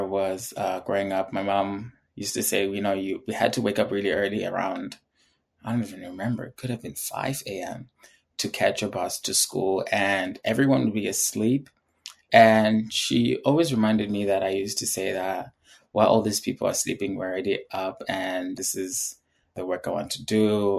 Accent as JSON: {"language": "English", "country": "Uganda", "tie": "born or raised there", "also_born_or_lived": "Zimbabwe", "said": "So I would say I have way more stories about growing up in Uganda than I did in Zimbabwe."}